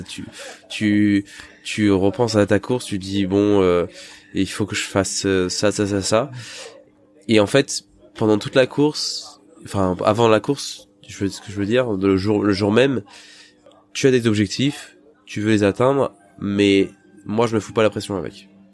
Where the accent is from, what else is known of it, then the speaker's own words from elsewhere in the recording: Île-de-France, France; moved away; quand j'étais dans le dans le 93